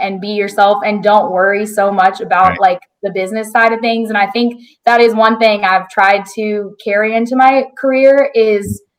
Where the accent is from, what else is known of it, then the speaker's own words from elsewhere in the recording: El Dorado, Arkansas, United States; also born or lived in Texas; now in Nashville, United States; my hometown in El Dorado, Arkansas